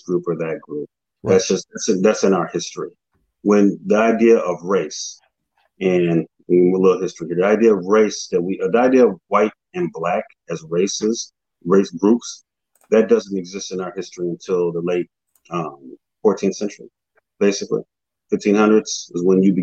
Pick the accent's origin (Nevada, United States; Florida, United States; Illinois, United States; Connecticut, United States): Illinois, United States; Aurora; I grew up in Aurora.